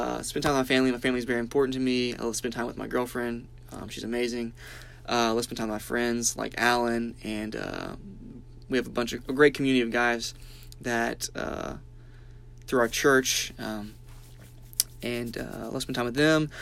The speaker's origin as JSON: {"language": "English", "town": "Birmingham", "region": "Alabama", "country": "United States", "tie": "born or raised there", "said": "I grew up in Birmingham, Alabama"}